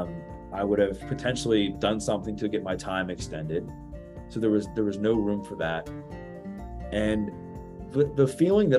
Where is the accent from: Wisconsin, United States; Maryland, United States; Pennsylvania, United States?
Maryland, United States; Baltimore; Born and raised in Baltimore, Maryland, in the greater Baltimore, Maryland area